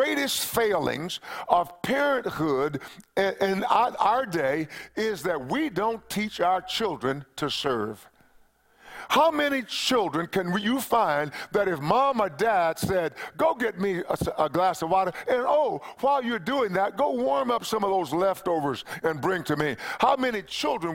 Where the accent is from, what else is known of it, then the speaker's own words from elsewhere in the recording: East Texas, United States; When I was a little boy, growing up in East Texas